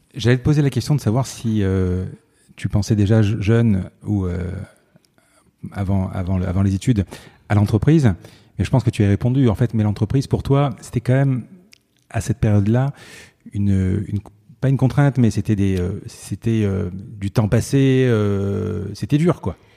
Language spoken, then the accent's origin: French; Marseille, Provence-Alpes-Côte d'Azur, France; je suis de Marseille